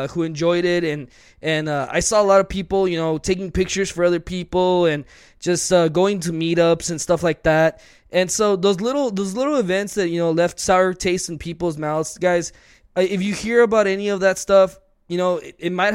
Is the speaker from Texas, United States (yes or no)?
yes; El Paso, Texas, United States; we are from El Paso, Texas